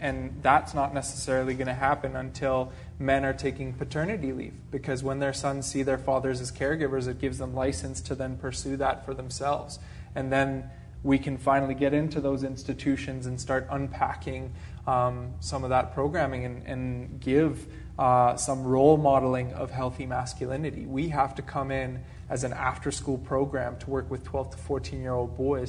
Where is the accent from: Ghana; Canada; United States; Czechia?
Czechia; and I'm originally from Czechoslovakia, so a communist country.